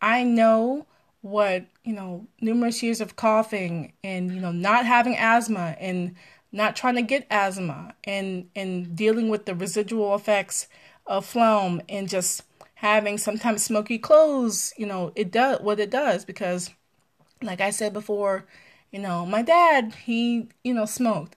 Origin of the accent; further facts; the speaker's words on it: Maryland, United States; also born or lived in Pennsylvania; I'm from Maryland, live in Maryland